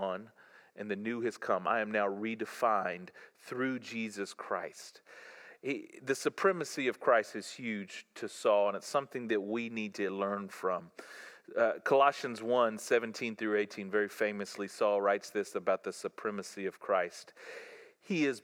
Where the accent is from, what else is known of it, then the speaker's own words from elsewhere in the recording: the South, United States; I grew up in the South